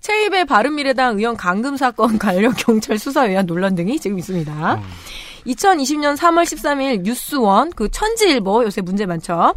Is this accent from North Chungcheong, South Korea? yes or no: yes; Chungju, North Chungcheong, South Korea; 저는 충주시 봉방동에서 태어났는데, 안방에서 태어났더라고요